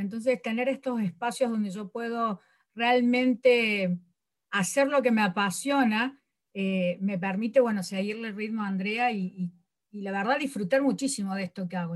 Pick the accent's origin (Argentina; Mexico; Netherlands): Argentina; Córdoba; soy de Córdoba